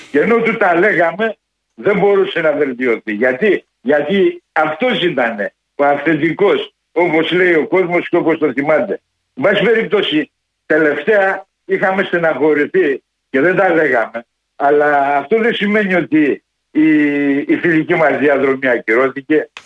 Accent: Athens, Attica, Greece; Μεγαλώσαμε στα Πετράλωνα

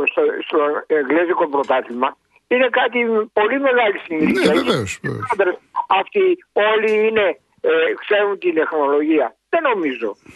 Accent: Istanbul, Turkey; now in Greece; εγώ είμαι από την Κωνσταντινούπολη

